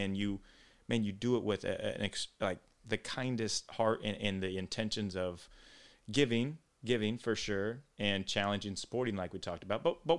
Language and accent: English; Iowa, United States; moved away; I go back to my home state of Iowa